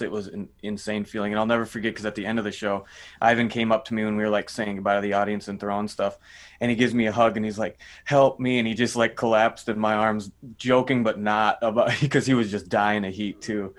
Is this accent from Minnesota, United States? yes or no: yes; Minnesota, United States; I'm from Minnesota